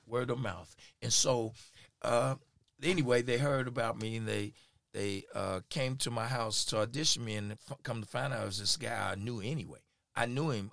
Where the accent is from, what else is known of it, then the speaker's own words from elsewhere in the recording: Kansas City, Missouri, United States; I'm from here in Kansas City. I born and raised here. Went to Lincoln High School.